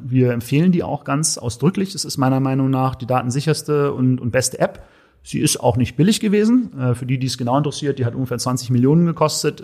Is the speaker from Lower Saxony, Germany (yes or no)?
no; Berlin, Germany; als Berliner Junge